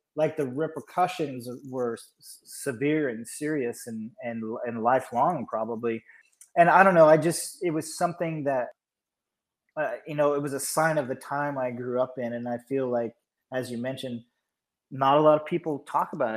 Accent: Georgia, United States; I'm from Georgia, but all my relatives are from Pennsylvania.

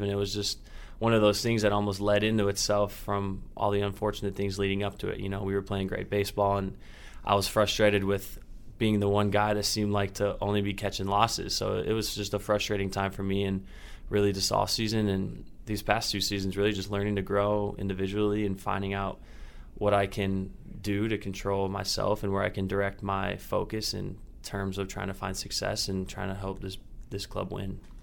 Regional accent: Indiana, United States; moved away; I'm from Indiana, so the traveling is a little easier for my family

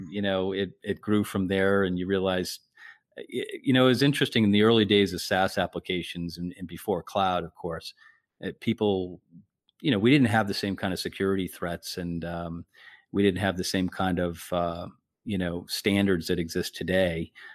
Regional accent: Whitman, Massachusetts, United States; I grew up in the South Shore in a little town called Whitman.

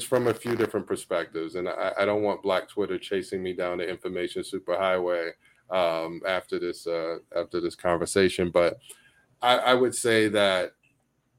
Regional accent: New York City, New York, United States; I grew up in Bed-Stuy

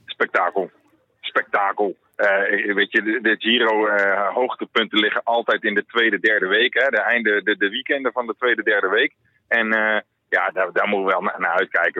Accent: Netherlands

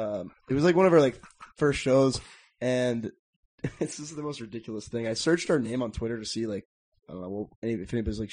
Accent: Dallas, Texas, United States; I'm from Dallas, okay.

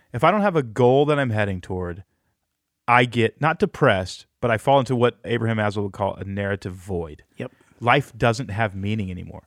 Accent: Texas, United States; moved away as an adult; I grew up in Texas

